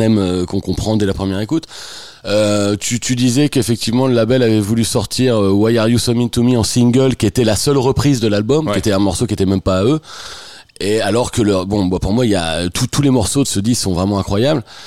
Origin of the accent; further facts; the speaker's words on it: France; moved away as an adult; also born or lived in Picardy / Normandy / Touraine / Beaumont-en-Véron; now in Paris, France; Je suis né en Picardie, j'ai grandi en Normandie, et je suis arrivé à Paris euh, il y a 25 ans à peu près